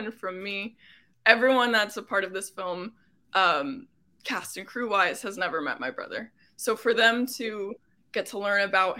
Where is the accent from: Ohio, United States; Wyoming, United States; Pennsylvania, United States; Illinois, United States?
Pennsylvania, United States; Coplay; moved away as an adult; also born or lived in Boston; now in Los Angeles, United States; I grew up in Coplay, was a 2017 graduate of Whitehall High School.